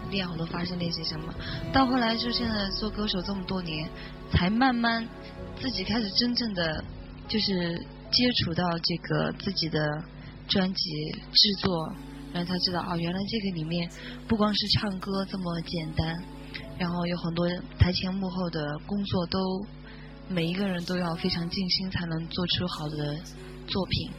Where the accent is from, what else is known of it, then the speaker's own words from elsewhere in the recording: Meirengu, Sichuan, China; moved away; 我们下一个工作就是要回我的老家，回美容谷了